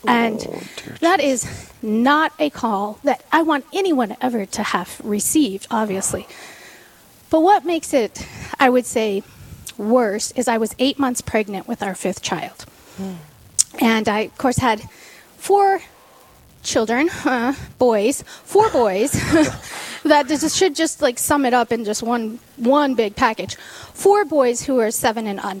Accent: Sturgis, South Dakota, United States; I was born and raised in Sturgis, South Dakota

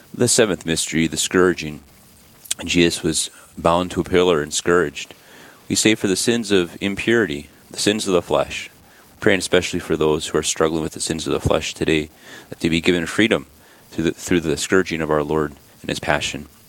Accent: Sisseton, South Dakota, United States; I grew up in Sisseton, South Dakota

